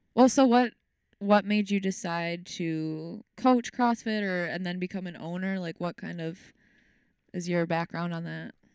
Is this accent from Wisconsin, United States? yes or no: yes; Racine, Wisconsin, United States; moved away as an adult; also born or lived in Kenosha, Wisconsin; I was born in Racine, Wisconsin, the lovely Racine, Wisconsin.